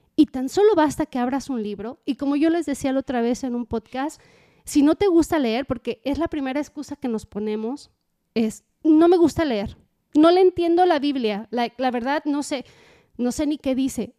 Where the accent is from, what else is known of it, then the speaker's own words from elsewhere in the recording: Mexico; uno mexicano o latino